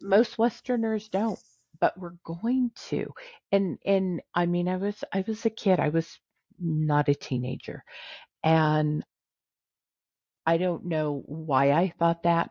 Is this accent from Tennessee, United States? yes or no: no; California, United States; I'm a Californian and I don't say Nevada.